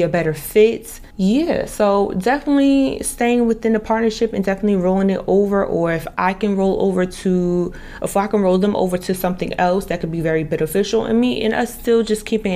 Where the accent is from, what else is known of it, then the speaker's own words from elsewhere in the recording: New Jersey, United States; moved away as an adult; also born or lived in Dallas, Texas / Miami / Boca Raton / Las Vegas; I'm from New Jersey, I left at the age of 19, 20